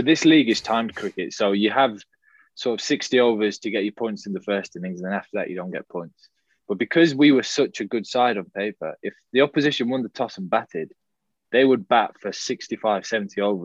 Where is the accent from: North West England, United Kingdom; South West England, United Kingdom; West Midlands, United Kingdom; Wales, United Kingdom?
North West England, United Kingdom; Manchester; also born or lived in Birmingham; So I was born in Birmingham, but I moved up to Manchester quite young with some of my family.